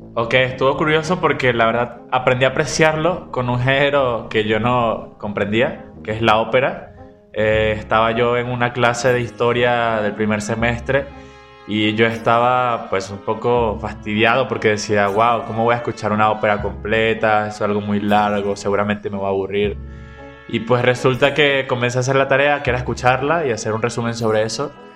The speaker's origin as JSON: {"language": "Spanish", "country": "Venezuela", "moved": "yes", "lives_now": "Guadalajara, Mexico", "said": "como venezolanos"}